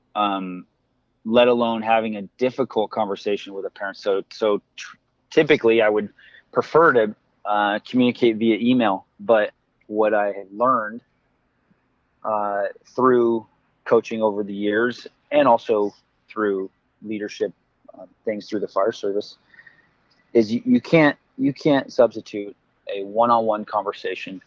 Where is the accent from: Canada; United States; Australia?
United States; I grew up as an American kid